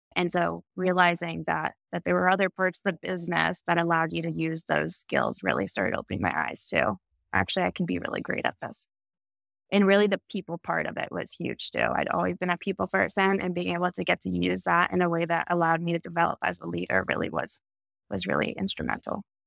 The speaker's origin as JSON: {"language": "English", "region": "Texas", "country": "United States", "tie": "born or raised there", "said": "being the four out of five kids growing up in Texas"}